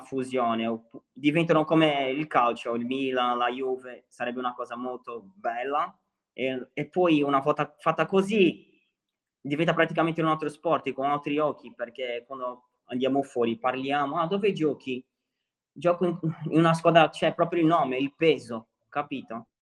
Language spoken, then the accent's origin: Italian; Santos, São Paulo, Brazil; Italian is a second language; moved away as an adult; now in Sardinia, Italy; assomiglia molto al mio paese, qua il mare, io sono di Santos